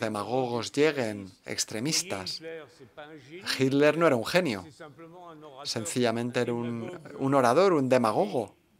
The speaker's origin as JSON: {"language": "Spanish", "country": "Germany", "also_born_or_lived": "Paris", "moved": "as an adult", "said": "como alemana"}